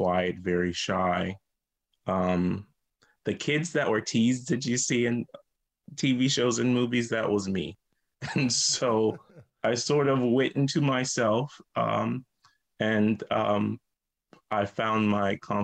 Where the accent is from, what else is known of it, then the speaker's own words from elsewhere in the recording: Lincolnville, South Carolina, United States; moved away; I grew up in a small town called Lincolnville, South Carolina. It's right outside Charleston.